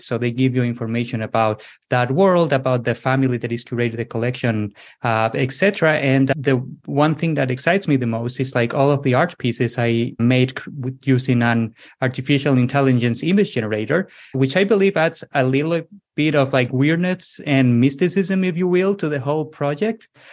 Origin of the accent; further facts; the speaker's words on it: southwest Spain, Spain; English is a second language; moved away as an adult; also born or lived in United States / Lisbon area, Portugal; So I'm originally from Spain. I was born in the southwest of Spain, but then I moved to the United States in my early 20s.